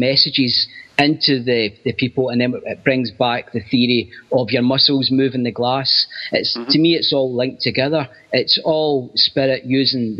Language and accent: English; Glasgow, Scotland, United Kingdom; I grew up in Glasgow, so which is quite a rough city.